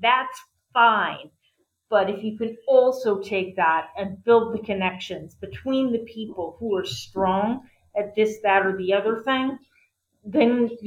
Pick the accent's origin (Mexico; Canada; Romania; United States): United States; West Virginia; I was born in West Virginia, and I kind of came out of nothing.